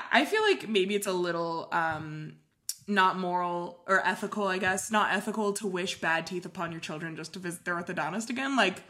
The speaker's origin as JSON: {"language": "English", "area": "San Francisco Bay Area", "region": "California", "country": "United States", "tie": "born or raised there", "moved": "yes", "lives_now": "Portland, United States", "said": "I'm from the San Francisco Bay Area. Not from San Francisco. But if I told you the name of the town, you wouldn't know it because it's so small. well. But it is in the Bay Area."}